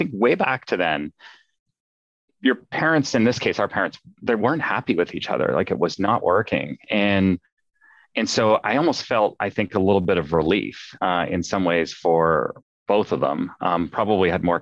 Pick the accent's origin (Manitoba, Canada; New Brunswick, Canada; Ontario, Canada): Ontario, Canada; Ottawa; now in Seattle, United States; Ottawa, Canada, the nation's capital